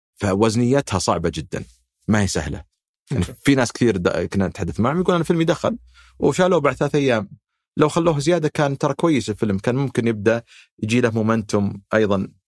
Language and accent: Arabic; Saudi Arabia